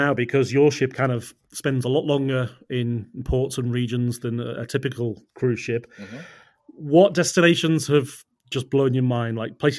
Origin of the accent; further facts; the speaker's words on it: England, United Kingdom; I'm a POM